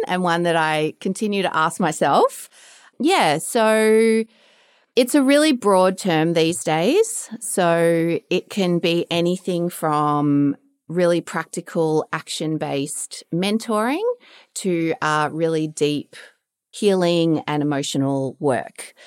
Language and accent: English; Melbourne, Victoria, Australia; So I'm Australian, I'm from Melbourne. I grew up down the Bayside area